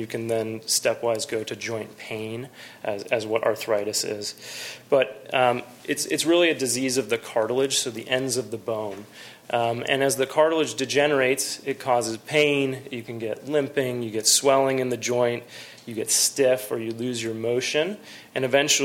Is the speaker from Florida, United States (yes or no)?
no; San Jose, California, United States; also born or lived in North Carolina; I'm actually a Bay Area native. I came from San Jose. I went to Bellarmine for high school